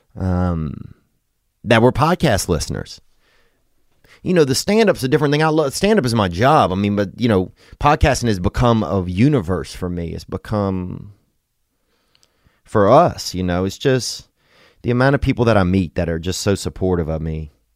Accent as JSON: {"language": "English", "country": "United States", "said": "we were from America"}